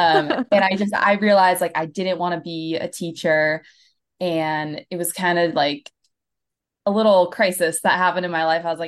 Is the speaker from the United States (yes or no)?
yes; New Hampshire, United States; Yeah, so I moved from New Hampshire. So I'm used to your weather, girl.